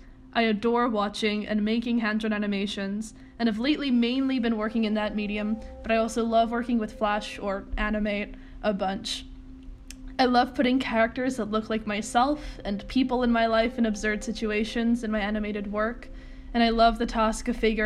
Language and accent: English; Hong Kong; moved away as an adult; now in New York City, United States; I use they-them pronouns, and I'm an animator living in New York City. I came here for school, but was born and raised in Hong Kong, and I'm half Japanese and English.